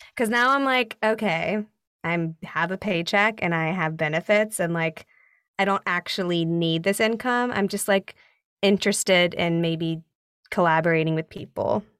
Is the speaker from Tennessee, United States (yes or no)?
yes; Nashville, Tennessee, United States; moved away as an adult; also born or lived in Chapel Hill, North Carolina; now in New York, United States; I did regional theater growing up in Nashville